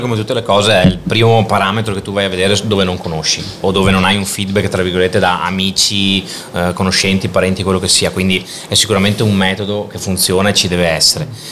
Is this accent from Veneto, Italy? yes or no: yes; Padua, Veneto, Italy; also born or lived in Milan; sono nato qua a Padova con uh, le varie esperienze patavine